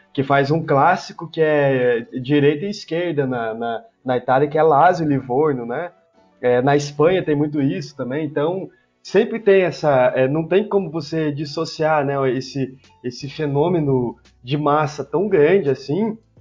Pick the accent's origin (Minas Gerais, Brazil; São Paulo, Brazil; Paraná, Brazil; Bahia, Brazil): Paraná, Brazil; now in Goiânia, Brazil; eu nasci no Paraná